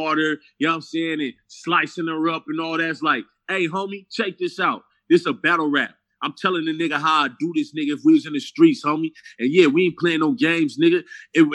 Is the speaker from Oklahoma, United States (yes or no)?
no; Los Angeles, California, United States; I'm from L.A. I'm from South Central